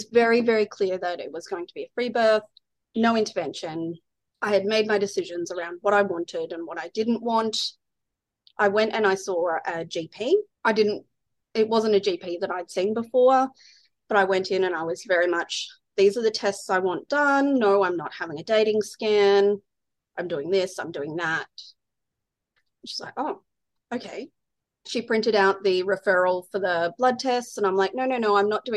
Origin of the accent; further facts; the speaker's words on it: Ballarat, Victoria, Australia; now in Brisbane, Australia; I'm from Ballarat in Victoria.